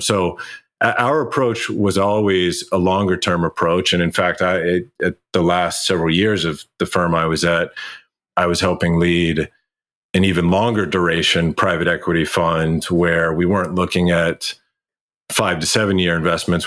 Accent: Kentucky, United States; moved away; I went home where I grew up in Kentucky

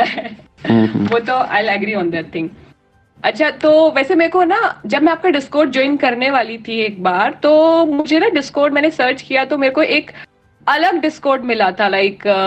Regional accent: Delhi, India; also born or lived in Bangalore; मैं भी दिल्ली से हूँ

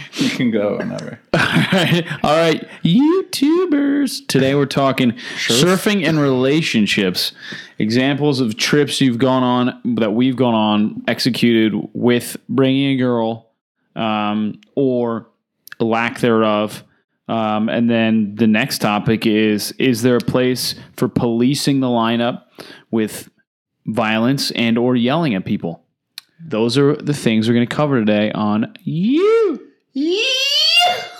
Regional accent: New Jersey, United States; we're from New Jersey.

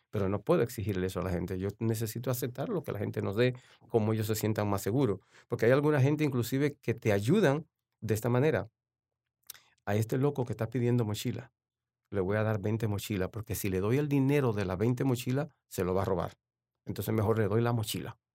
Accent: La Romana, Dominican Republic; born there; Sí, yo, yo realmente nací en La Romana, en la, que, está, a media hora de San Pedro de Macorís.

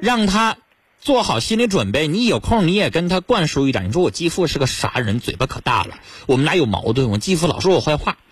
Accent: Northeast China, China; 也就是我们东北人常说的钻牛角尖儿

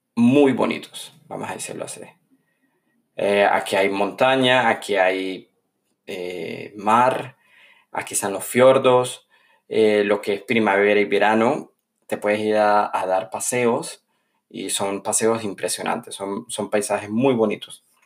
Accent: San Cristóbal, Táchira, Venezuela; moved away as an adult; now in Norway; a mi ciudad natal, San Cristóbal

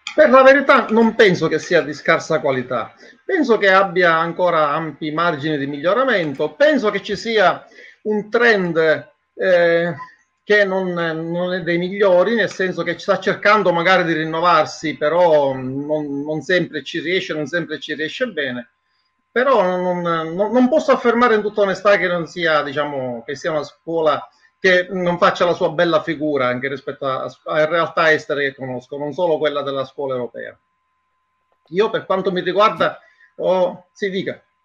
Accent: Sicily, Italy; moved away as an adult; now in Brussels, Belgium; Sono siciliano

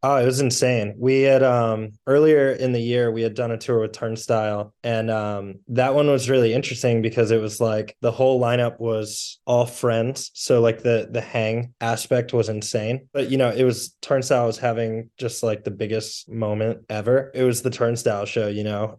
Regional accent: Toledo, Ohio, United States; born and raised in Toledo, Ohio, and, uh, have lived here all my life

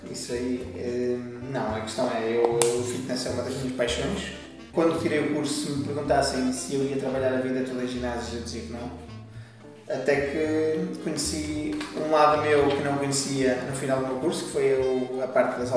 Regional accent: Lamego, Viseu, Portugal; now in Santo Tirso, Portugal; De Lamego, lá está.

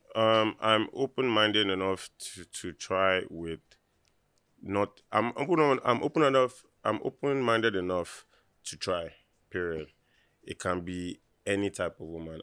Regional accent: Lagos, Nigeria; I, being from Nigeria

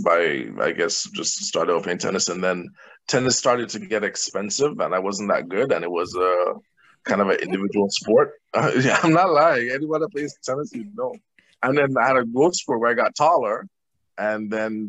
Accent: St. Kitts & Nevis; now in Toronto, Canada; I grew up in St. Kitts in the Caribbean

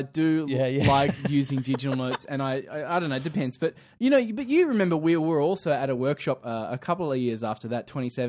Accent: Queensland, Australia; I'm from Queensland, and I'm from the future.

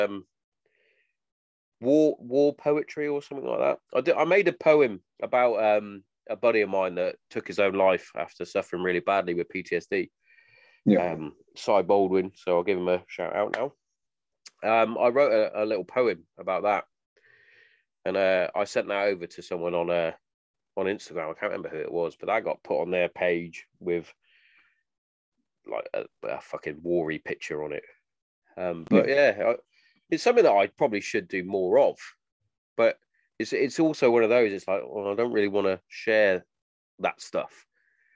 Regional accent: England, United Kingdom; I'm English

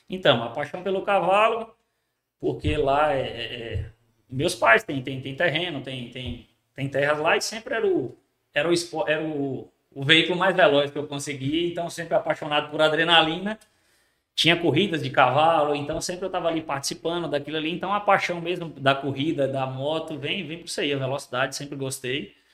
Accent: Bahia, Brazil; now in Barreiras, Brazil; Então, na, na, na minha cidade eu não sou daqui da, de Barreiras, eu sou da Chapada Diamantina.

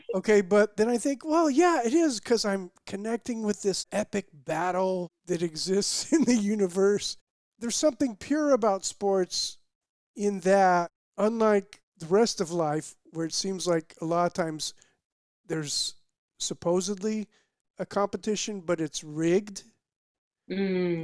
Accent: Bloomington, Indiana, United States; I grew up in Bloomington, Indiana, started going to games with my dad

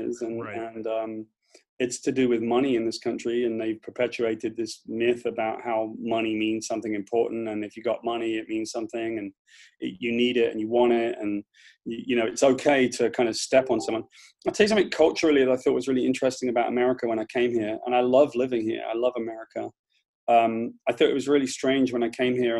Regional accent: United Kingdom; accent: British; moved away as an adult; now in United States; I just grew up on the bottom end of the class system there

